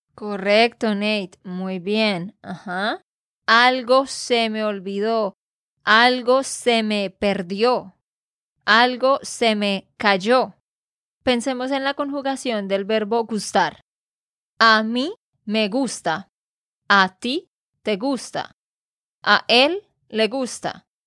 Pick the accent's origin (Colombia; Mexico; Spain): Colombia; Santander; de Santander, Colombia